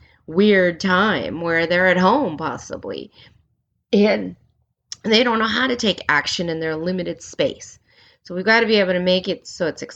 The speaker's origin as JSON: {"language": "English", "region": "California", "country": "United States", "tie": "born or raised there", "also_born_or_lived": "Germany", "moved": "as an adult", "said": "growing up in California and being half Korean"}